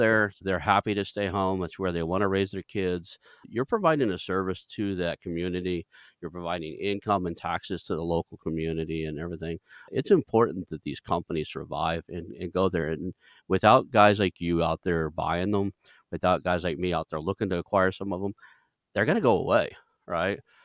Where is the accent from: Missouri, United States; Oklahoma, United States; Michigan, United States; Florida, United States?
Oklahoma, United States; Kellyville; moved away; I grew up in Kellyville, graduated from Sepulveda, Oklahoma, a very small town